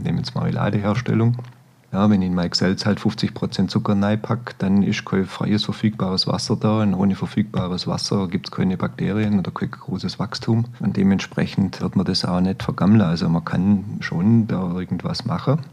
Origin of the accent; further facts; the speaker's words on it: Stuttgart, Baden-Württemberg, Germany; moved away as an adult; now in Allgäu, Germany; als Stuttgarter